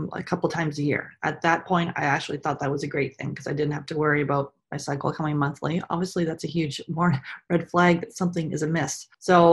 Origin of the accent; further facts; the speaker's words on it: Canada; I grew up in Canada. I'm just outside of Toronto